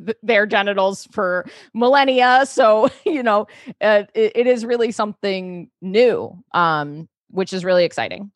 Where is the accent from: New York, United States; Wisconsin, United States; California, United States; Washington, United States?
New York, United States; New York City; I grew up in New York City